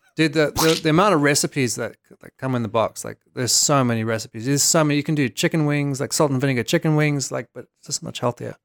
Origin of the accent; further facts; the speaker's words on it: South Africa; moved away; I'm from Africa